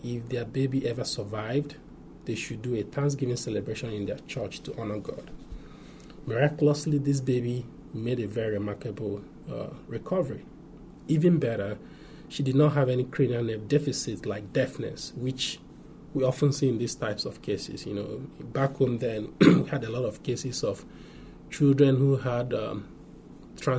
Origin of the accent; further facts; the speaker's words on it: Nigeria; moved away as an adult; I grew up and went to medical school in my home country, Nigeria.